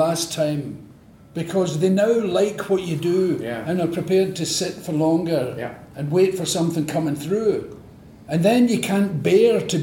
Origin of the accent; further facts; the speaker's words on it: Glasgow, Scotland, United Kingdom; accent: Glaswegian; we don't move our mouths that much in Scotland